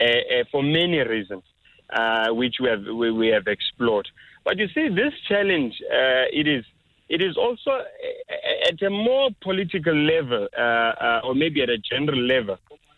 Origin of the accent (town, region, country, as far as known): South Africa